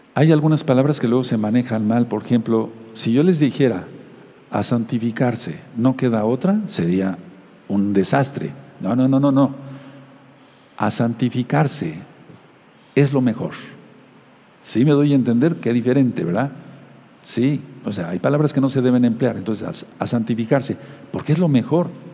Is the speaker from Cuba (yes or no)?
no; Mexico; como decimos aquí en México